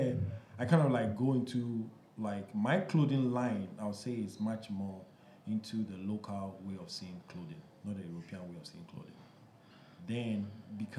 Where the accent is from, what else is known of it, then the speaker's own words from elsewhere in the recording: Ghana; When I was growing up in Ghana